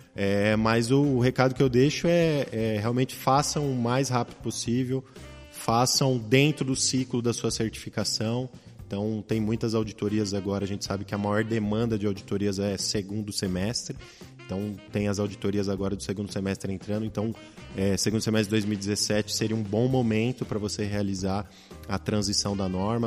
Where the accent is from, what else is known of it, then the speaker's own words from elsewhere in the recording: Brazil; Nós, como bons brasileiros